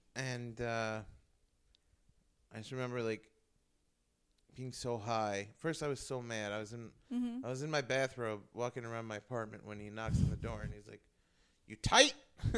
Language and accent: English; New York City, New York, United States; moved away as an adult; I'm from New York. I lived there my whole life. I was really getting fed up. I felt stuck in New York.